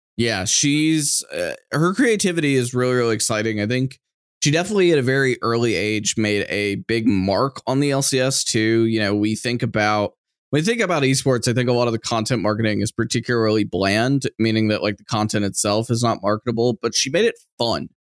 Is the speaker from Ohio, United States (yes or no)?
no; Austin, Texas, United States; my hometown of Austin